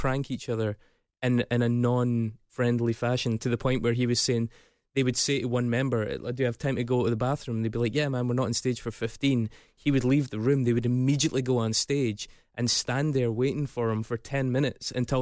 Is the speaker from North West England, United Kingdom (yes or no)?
no; Scotland, United Kingdom; I'm Scottish